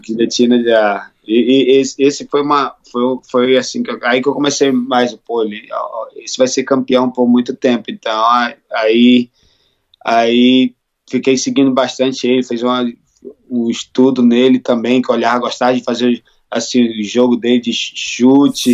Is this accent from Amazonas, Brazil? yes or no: yes; Manaus, Amazonas, Brazil; moved away as an adult; now in Texas, United States; Sou de Manaus.